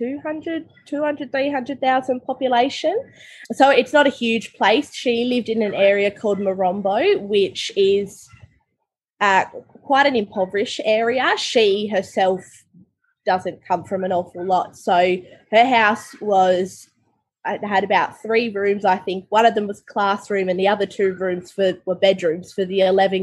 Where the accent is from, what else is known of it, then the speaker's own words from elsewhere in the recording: Tasmania, Australia; I grew up in Tasmania, so I just went to government school